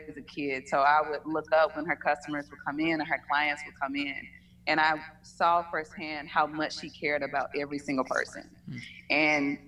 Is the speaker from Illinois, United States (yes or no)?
no; Batesville, Mississippi, United States; now in Atlanta, United States; I'm originally from a small town in Mississippi, Batesville